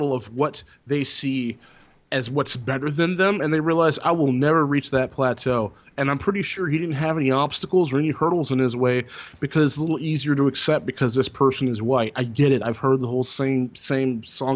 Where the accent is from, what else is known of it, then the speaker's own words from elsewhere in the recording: Texas, United States; growing up in Texas and growing up in the South